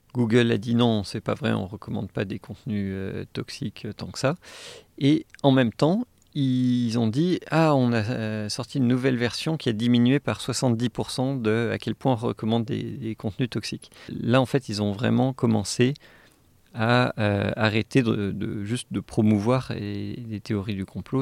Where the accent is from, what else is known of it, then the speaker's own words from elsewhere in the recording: Saint-Étienne, Auvergne-Rhône-Alpes, France; moved away; also born or lived in Los Angeles; je suis né à Saint-Étienne